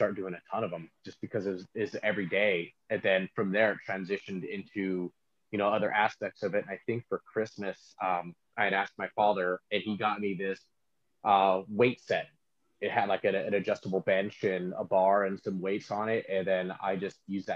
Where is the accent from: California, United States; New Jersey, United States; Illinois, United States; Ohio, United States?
California, United States; Stockton; also born or lived in Lodi, California; I was born in Lodi, California, in a small hospital that no longer exists. Then I spent most of my childhood bouncing back and forth between Lodi and Stockton, but I currently live in Stockton, California